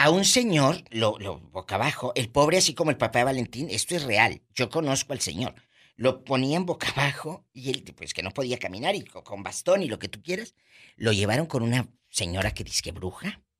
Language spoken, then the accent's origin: Spanish; San Felipe Etla, Oaxaca, Mexico; Nosotros somos de Etla, de San Felipe Sí, en Etla.